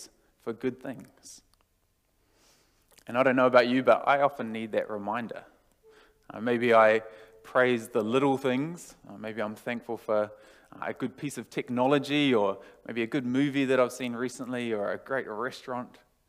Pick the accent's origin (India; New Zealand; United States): New Zealand; now in Australia; I'm from New Zealand